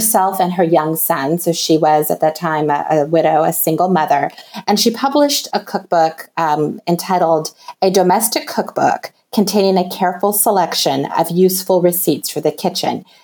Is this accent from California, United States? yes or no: yes; California, United States; moved away as an adult; also born or lived in upstate New York; now in Wisconsin, United States; I'm originally from California